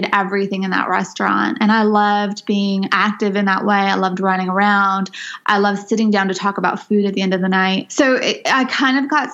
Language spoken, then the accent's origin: English; Southern California Mojave Desert, United States; moved away; growing up in the Southern California Mojave Desert